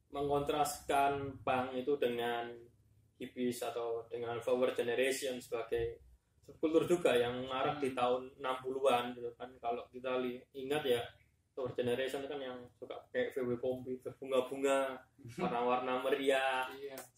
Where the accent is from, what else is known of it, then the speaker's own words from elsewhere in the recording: Malang, East Java, Indonesia; Di sisi lain di kota tempat saya besar dulu di Malang tahun-tahun 2000-an itu juga ya pang lagi